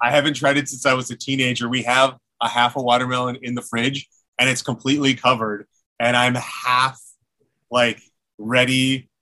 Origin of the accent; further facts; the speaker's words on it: Philippines; being Filipino